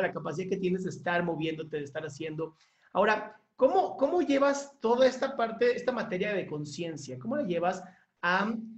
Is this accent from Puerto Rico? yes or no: no; Mexico; somos un gran equipo y somos nosotros y somos mexicanos